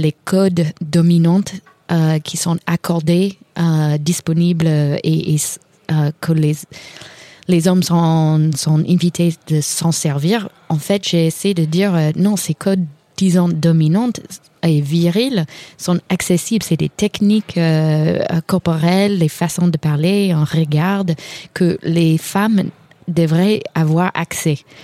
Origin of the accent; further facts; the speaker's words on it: Kentucky, United States; French is a second language; moved away; je suis de Kentucky